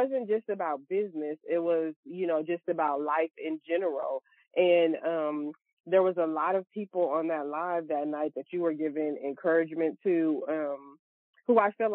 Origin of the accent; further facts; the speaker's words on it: Louisiana, United States; now in Texas, United States; I'm also from Louisiana and I reside in Texas now